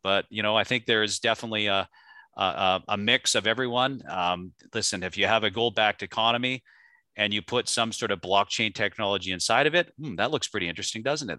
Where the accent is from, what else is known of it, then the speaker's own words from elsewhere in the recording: Canada; now in United States; I grew up in Canada, so, you know, Canada, back when I was a child to what it is now, I now live in the United States